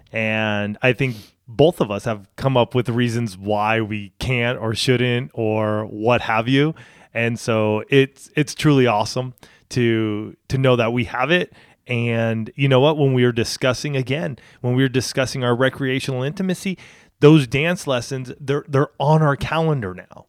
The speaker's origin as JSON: {"language": "English", "town": "Banning", "region": "California", "country": "United States", "tie": "born or raised there", "also_born_or_lived": "Spokane, Washington / San Diego / Orange County", "moved": "as an adult", "said": "we were living in Banning, which is where I grew up with my folks."}